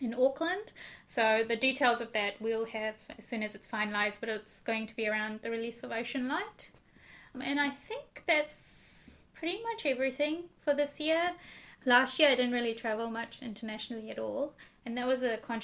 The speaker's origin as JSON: {"language": "English", "country": "India", "said": "I'm Indian as well"}